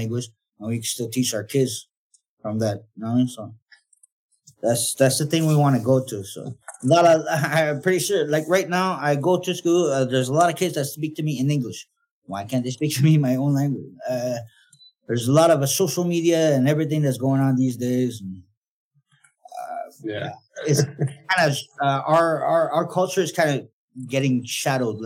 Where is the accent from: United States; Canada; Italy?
Canada; Kawawachikamach, Quebec; first language Naskapi